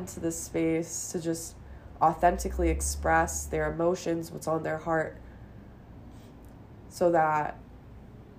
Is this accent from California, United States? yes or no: yes; Los Angeles, California, United States; I grew up in Los Angeles